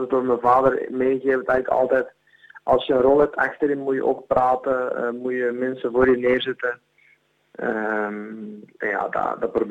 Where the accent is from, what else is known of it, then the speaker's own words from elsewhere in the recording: Flanders, Belgium; Ja, ze zeggen in België is ze altijd tegen mij, ja, ehm, je hebt de mentaliteit van een Nederlander